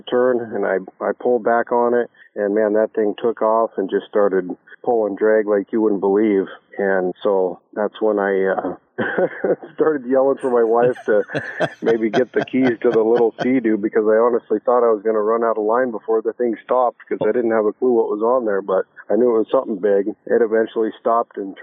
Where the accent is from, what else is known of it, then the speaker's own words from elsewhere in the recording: Spokane, Washington, United States; I grew up in Spokane, mainly Meade, just north of Spokane and Colbert.